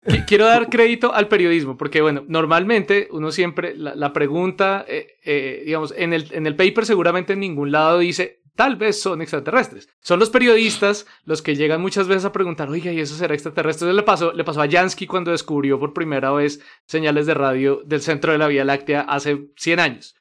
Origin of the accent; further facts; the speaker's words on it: Colombia; also born or lived in Netherlands; por eso soy colombiano